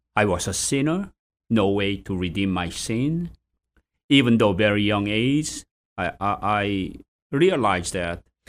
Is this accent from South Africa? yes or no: no; South Korea; moved away as an adult; also born or lived in England; now in Boston, United States; I was born in South Korea